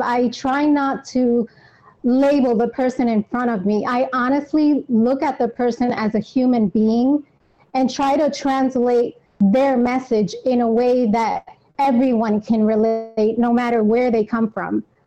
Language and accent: English; New York, United States; I am born and raised in New York.